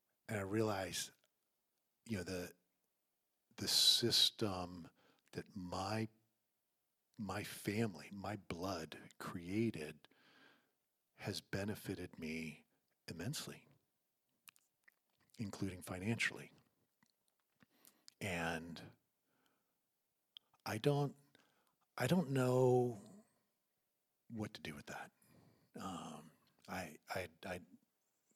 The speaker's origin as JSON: {"language": "English", "region": "Virginia", "country": "United States", "tie": "born or raised there", "moved": "yes", "said": "I grew up in the South, in Virginia"}